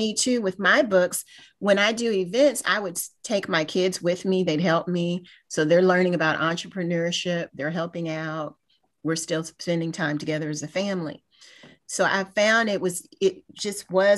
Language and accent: English; Kentucky, United States; moved away as an adult; now in Houston, United States; I'm originally from Kentucky. I'm not from Houston